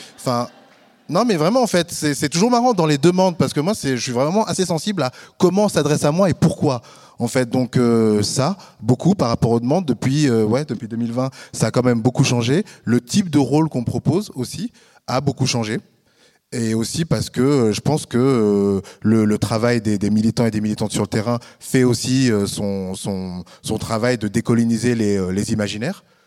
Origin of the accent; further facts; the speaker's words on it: France; moved away as an adult; now in Switzerland; je suis français